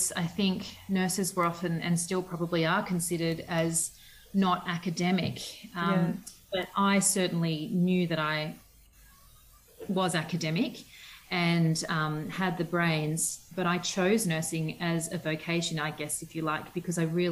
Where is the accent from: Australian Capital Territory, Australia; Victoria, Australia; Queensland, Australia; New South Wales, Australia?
New South Wales, Australia; Southern Highlands; also born or lived in Western Australia / Perth; now in Orange, Australia; I grew up in the Southern Highlands, which is about 3 hours from here